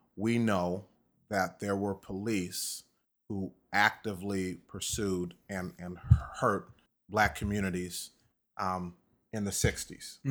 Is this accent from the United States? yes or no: yes; DeKalb, Illinois, United States; was born in DeKalb, Illinois. Mm-hmm. Um, born and raised.